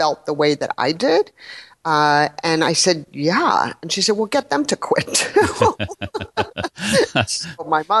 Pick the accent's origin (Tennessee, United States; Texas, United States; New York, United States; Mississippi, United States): New York, United States; New York City; I grew up in New York City